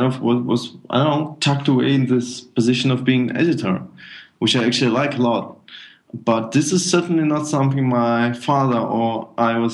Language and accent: English; Minsk, Belarus; now in Germany; originally I'm from Minsk, Belarus, and my father moved to Germany in 2000, and I moved with him